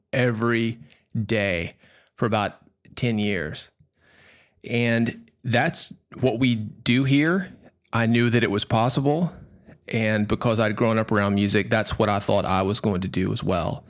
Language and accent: English; Nashville, Tennessee, United States; I grew up in Nashville